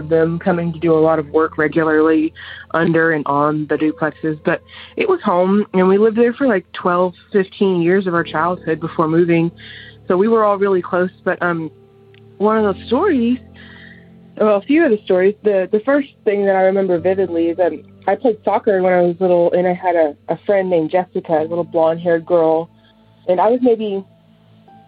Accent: Sherman, Texas, United States; also born or lived in Denison, Texas; I'm from Sherman, Texas

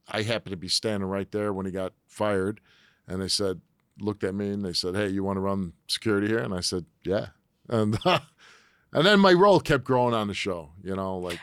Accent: Chicago, Illinois, United States; moved away as an adult; now in Connecticut, United States; I grew up in Chicago, and uh, my dad was a military guy

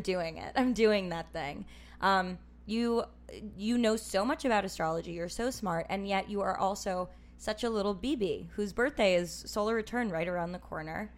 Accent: New York City, New York, United States; also born or lived in Minnesota / Los Angeles; I'm from New York City

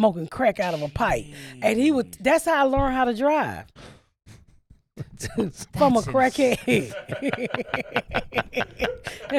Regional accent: the South, United States; moved away as an adult; also born or lived in Indiana; I'm from the South.

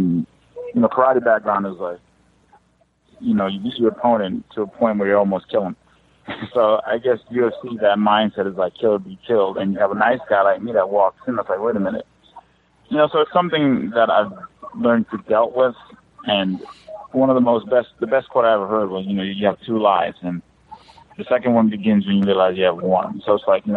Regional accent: Jamaica; I'm Jamaican.

